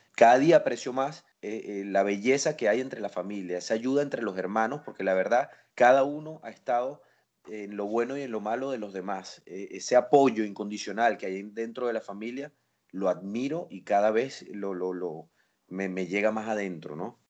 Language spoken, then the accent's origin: Spanish; Venezuela; born or raised there; moved away as an adult; now in A Coruña, Spain